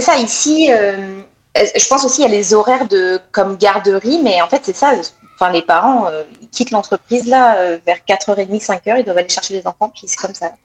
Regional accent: France; accent: French; now in Quebec, Canada; avec mon accent, ils entendent tout de suite que je viens de France

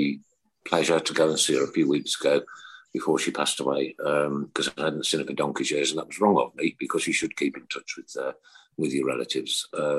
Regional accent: Uttoxeter, West Midlands, United Kingdom; I'm from Uttoxeter, so I'm just up the road.

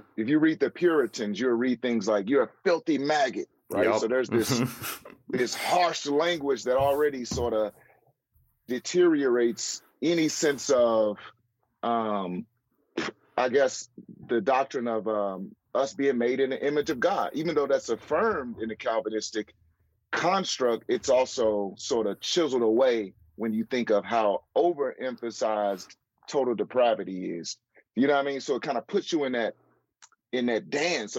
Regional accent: St. Louis, Missouri, United States; St. Louis, which is my hometown

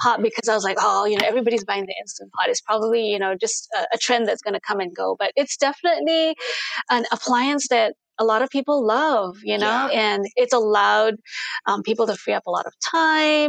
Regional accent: Singapore; moved away as an adult; also born or lived in Jakarta, Indonesia; now in United States; I was also raised in Singapore.

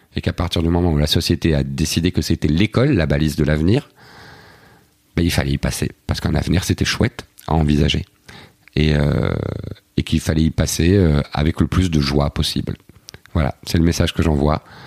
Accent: Belgium; je suis belge

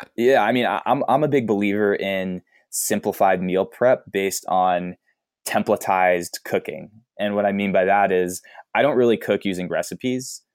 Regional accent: East Coast, United States; I grew up on the East Coast

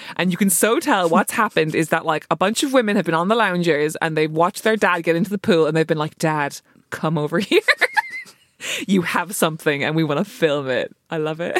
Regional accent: Ireland; as an Irish person

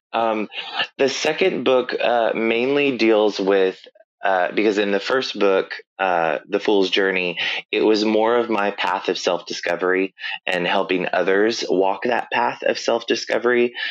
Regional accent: Northwest Arkansas, United States; I grew up in Northwest Arkansas, but I grew up in a smaller community to where it's almost very isolated.

